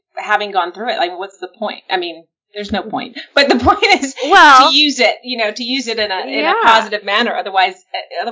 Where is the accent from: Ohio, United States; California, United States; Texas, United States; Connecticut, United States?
Texas, United States; San Antonio; I grew up in San Antonio, Texas